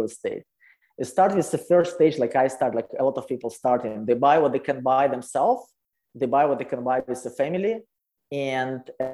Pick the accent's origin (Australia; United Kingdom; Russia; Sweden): Russia; English is a second language; moved away as an adult; also born or lived in Calgary, Canada; now in Canada; I am original from Russia, you know, poor Russia. And so I came to Canada about 12 years ago